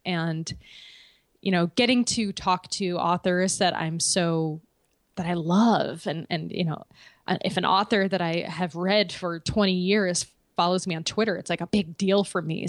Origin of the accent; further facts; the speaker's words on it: West Hartford, Connecticut, United States; I'm from West Hartford